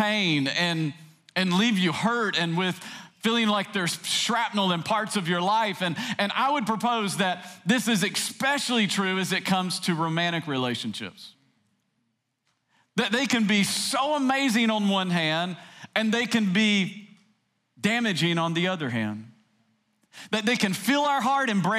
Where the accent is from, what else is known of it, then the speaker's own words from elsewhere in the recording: Tennessee, United States; I grew up in Tennessee